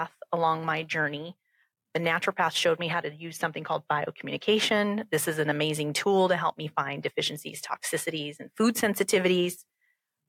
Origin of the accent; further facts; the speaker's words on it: Southern California, United States; moved away as an adult; now in St. Louis, United States; I grew up in California and Southern California.